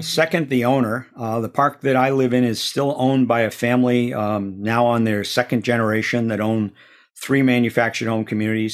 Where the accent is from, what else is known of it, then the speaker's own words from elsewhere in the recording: Auburn, Massachusetts, United States; moved away; growing up in Auburn, Massachusetts.